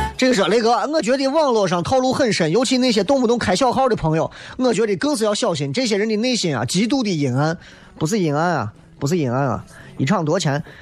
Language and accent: Chinese; Xi'an, Shaanxi, China; accent: Xi'an-flavoured Mandarin; 一直在用比较洋气的西安话，就是西安味道的普通话跟大家在做直播